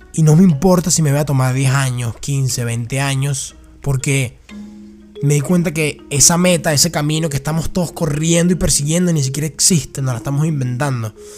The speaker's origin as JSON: {"language": "Spanish", "country": "Venezuela", "tie": "born or raised there", "moved": "yes", "said": "Yo viví en Venezuela, que me crié en Venezuela"}